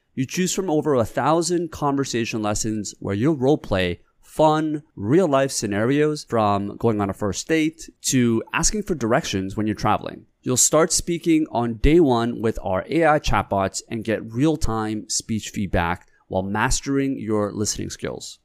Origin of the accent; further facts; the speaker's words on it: South Korea; now in Canada; my dad, we grew up in Korea